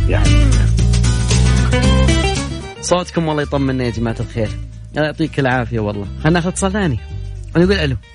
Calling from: Jeddah, Makkah Province, Saudi Arabia; من جده

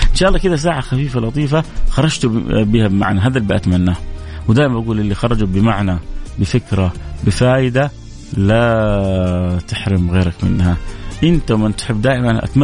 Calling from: Dammam, Eastern Province, Saudi Arabia; السلام عليكم … من الدمام

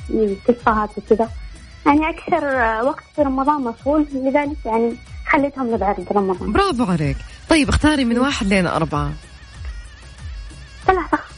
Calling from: Jeddah, Makkah Province, Saudi Arabia; أنا من جدة

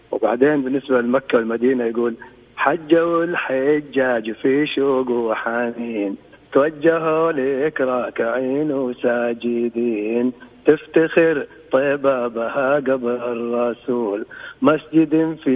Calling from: Jeddah, Makkah Province, Saudi Arabia; من جدة

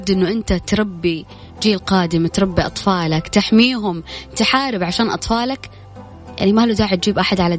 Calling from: Jeddah, Makkah Province, Saudi Arabia; من جدة

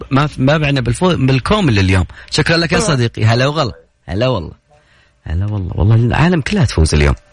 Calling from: Yanbu, Medina Province, Saudi Arabia; بعدين الجو بارد ما شاء الله عندنا في ينبع يعني يعتبر حليو لنا ثلاث ايام ما شاء الله جت موجه

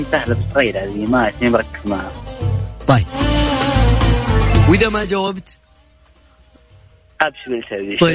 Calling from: Riyadh, Riyadh Province, Saudi Arabia; الله اكلمك من الرياض انا اخوك لا مو كذا وانا اخوك الله من الرياض

